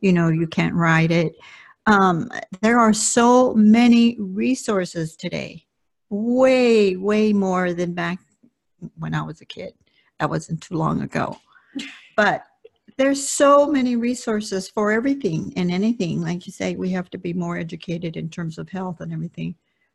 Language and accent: English; Compton, California, United States; first language Spanish; English is a second language; this little girl that lived in Compton and went to elementary school and sat in the back row because I didn't speak English